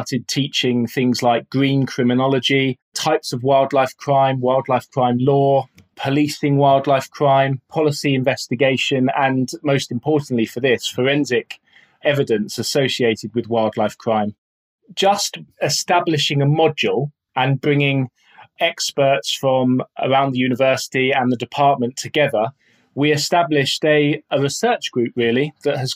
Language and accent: English; Outer Hebrides, Scotland, United Kingdom; moved away; I spent a lot of time growing up in the Outer Hebrides